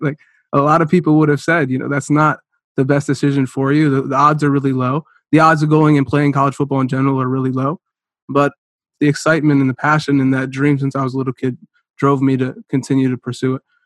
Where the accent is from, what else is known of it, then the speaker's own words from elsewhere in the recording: Cleveland, Ohio, United States; also born or lived in Concord, Ohio / Chardon, Ohio; I grew up in Cleveland, Ohio